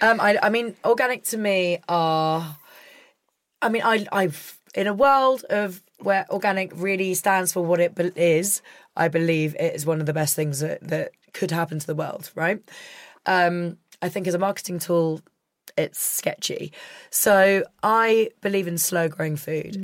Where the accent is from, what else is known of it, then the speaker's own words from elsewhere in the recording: Scotland, United Kingdom; I'm a Scot